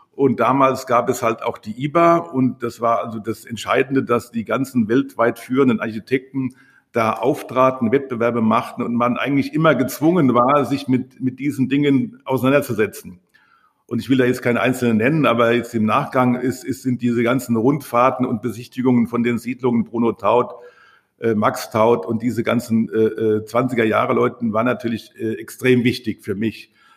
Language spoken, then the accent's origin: German; Rockenhausen, Rhineland-Palatinate, Germany; moved away; also born or lived in Berlin; da geboren im Krankenhaus, so wie ich auch